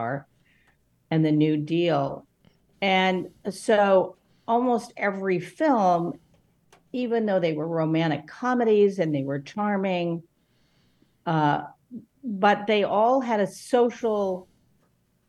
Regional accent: Los Angeles, California, United States; growing up in Los Angeles

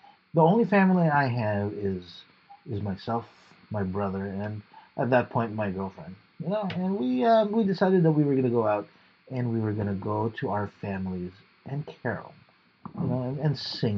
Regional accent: Australia; I'm just an Australian. Costalasian?

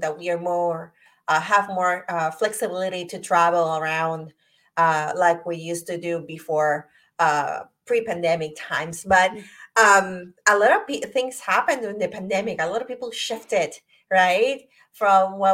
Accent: Puerto Rico; now in Virginia, United States; I'm from Puerto Rico. So I moved to the United States, to Virginia, over 17 years ago

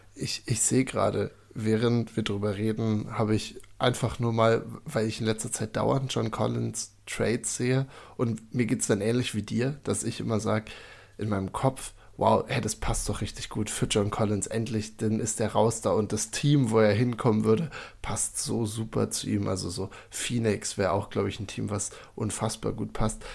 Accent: Seehausen, Saxony-Anhalt, Germany; now in Würzburg, Germany; Michael und ich sind gebürtig beide aus Seehausen in der Altmark

